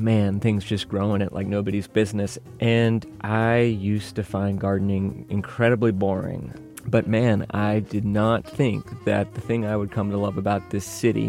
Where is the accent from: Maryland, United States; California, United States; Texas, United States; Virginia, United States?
Virginia, United States; now in Chicago, United States; originally from Virginia